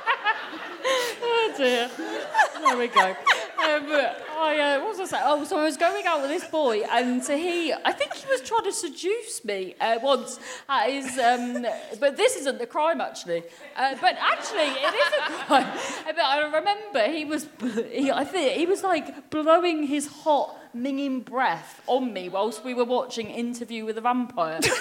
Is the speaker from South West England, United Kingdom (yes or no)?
yes; Cornwall, South West England, United Kingdom; I'm from Cornwall